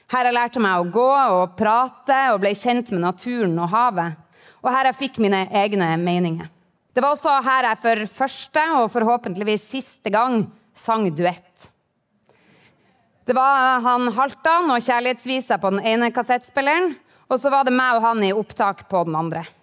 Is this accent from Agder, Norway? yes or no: no; Harstad, Troms, Norway; Nord-Norge betyr noe for meg. Det er dette jeg kaller hjemmet mitt. Jeg vokste opp i Harstad og tilbrakte feriene mine i Hokkvik rett utenfor byen her. Og så tok jeg videregående i Tromsø.